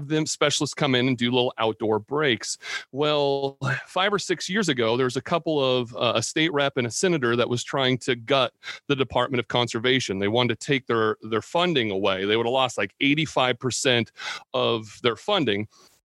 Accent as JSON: {"language": "English", "area": "Columbia River near the coast", "region": "Pacific Northwest", "country": "United States", "tie": "born or raised there", "moved": "yes", "lives_now": "Columbia, Missouri, United States", "said": "Growing up in the Pacific Northwest, right on the Columbia River, like 30 minutes in from the coast. I mean, I grew up in Goonies country."}